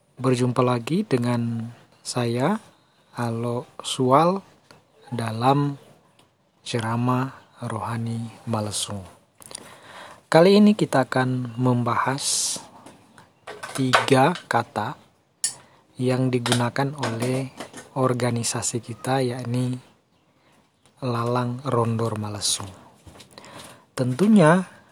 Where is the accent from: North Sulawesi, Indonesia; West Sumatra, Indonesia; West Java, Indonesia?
North Sulawesi, Indonesia; Tondei; desa kita yaitu desa Tondei